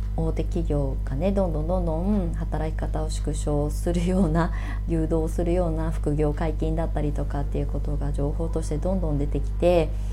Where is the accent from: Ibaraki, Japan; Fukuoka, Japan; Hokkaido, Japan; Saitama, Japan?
Ibaraki, Japan; moved away as an adult; also born or lived in Tokyo; now in Shonan, Japan; 高速バスで茨城県から、あの、東京に上京することはもう決まっていた